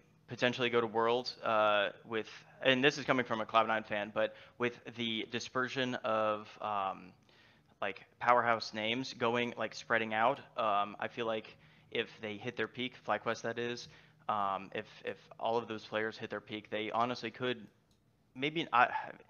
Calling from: Tampa, Florida, United States; Tampa, Florida.

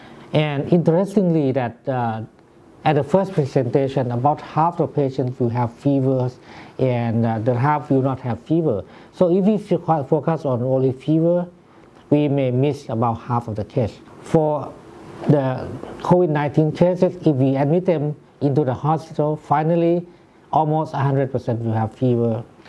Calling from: Thailand; good morning. I'm speaking from Thailand.

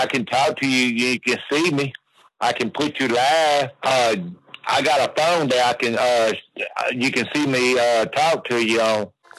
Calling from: Many, Louisiana, United States; I'm calling from Manny, Louisiana.

